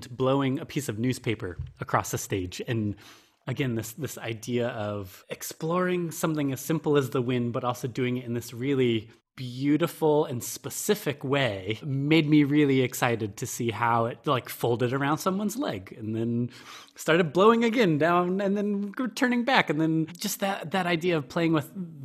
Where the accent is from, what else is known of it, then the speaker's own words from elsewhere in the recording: Western New York, United States; I grew up in a very rural place in Western New York